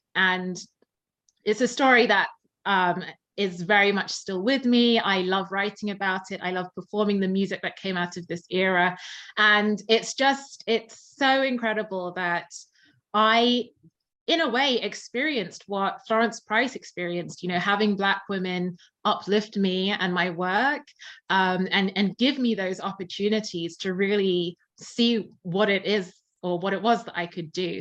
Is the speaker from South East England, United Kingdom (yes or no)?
yes; Surrey, South East England, United Kingdom; now in London, United Kingdom; I tend to say, yes, I'm from London, but I'm from the outskirts. Um, I was born in um, Surrey.